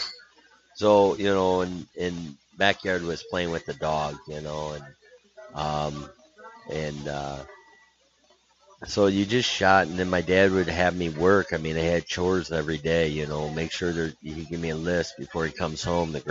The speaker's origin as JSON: {"language": "English", "country": "United States", "said": "I'm an American"}